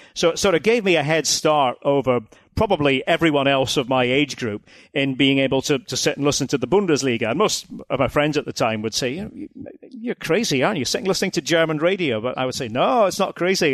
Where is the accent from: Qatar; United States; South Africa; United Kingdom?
United Kingdom; Aberdeen, Scotland; as an Aberdonian, uh, Aberdeen, my city, on the North Sea coast, northeast of Scotland